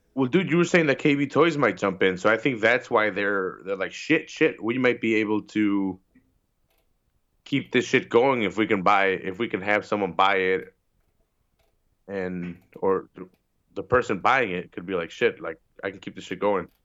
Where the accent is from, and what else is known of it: Chicago, Illinois, United States